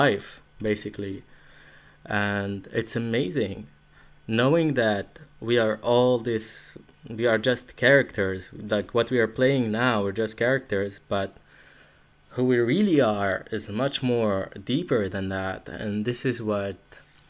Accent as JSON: {"language": "English", "town": "Sidon", "region": "South Governorate", "country": "Lebanon", "tie": "born or raised there", "second_language": "English", "moved": "as an adult", "said": "in Sidon. It's a nice city, and that's where I spent most of my childhood and where I grew up."}